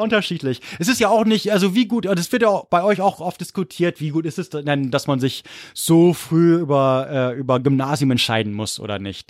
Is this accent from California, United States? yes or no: no; Corvallis, Oregon, United States; Corvallis, wo ich herkomme, gibt's nur Middle School